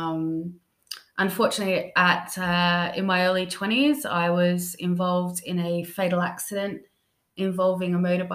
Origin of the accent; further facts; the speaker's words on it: Australia; moved away as an adult; now in London, United Kingdom; I'm originally born in Australia, and then I've spent the past 5 years here living in London